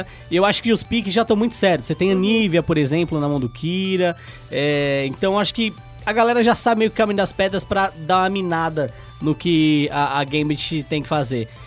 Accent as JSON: {"language": "Portuguese", "country": "Brazil", "said": "a gente tem aqui no é. Brasil"}